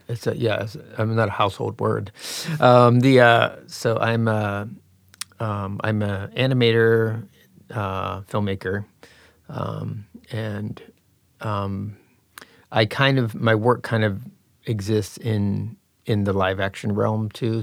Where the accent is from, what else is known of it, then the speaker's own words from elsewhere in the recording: Pittsburgh, Pennsylvania, United States; I grew up in Pittsburgh, P